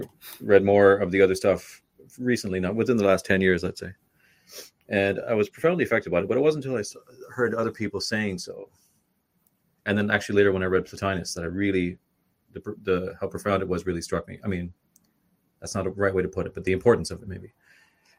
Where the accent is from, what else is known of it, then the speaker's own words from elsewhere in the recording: Canada; now in Ireland; I'm from Canada